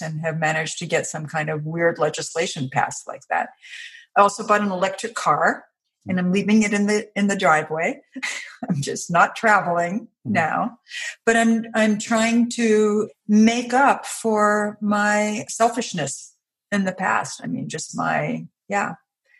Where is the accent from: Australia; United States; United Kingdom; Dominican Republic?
United States; New York; also born or lived in Chicago / Washington, D.C.; now in Virginia, United States; I live in Virginia now. I grew up in New York, and then I lived in Chicago and then Washington, D.C.